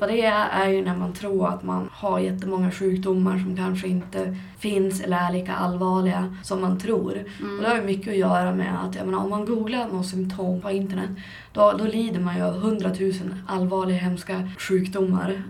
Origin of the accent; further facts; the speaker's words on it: Skellefteå, Västerbotten County, Sweden; jag hamnade tillbaka i min hemstad Skellefteå